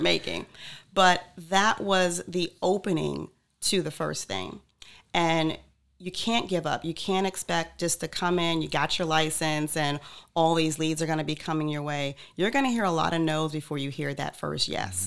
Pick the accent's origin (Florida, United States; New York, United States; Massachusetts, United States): New York, United States; Freeport; moved away as an adult; also born or lived in Atlanta, Georgia, United States; now in Cape Coral, United States; Born in New York, uh, raised on Long Island